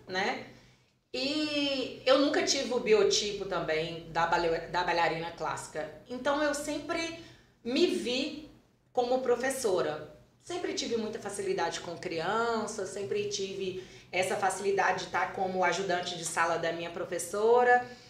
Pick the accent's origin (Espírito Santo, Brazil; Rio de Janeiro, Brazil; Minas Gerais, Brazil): Minas Gerais, Brazil; Carlos Chagas; eu sou natural de Carlos Chagas, né, que é a cidade aqui pertinho